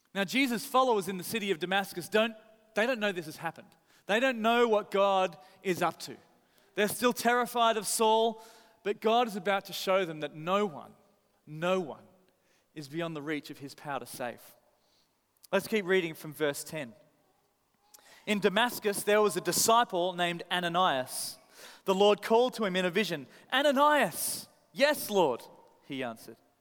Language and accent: English; Australia; moved away; I'm from Australia